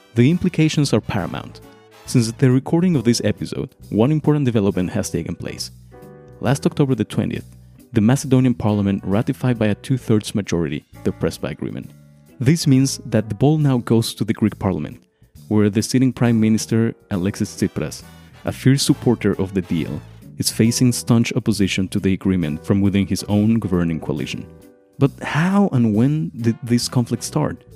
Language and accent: English; Mexico; I'm from Mexico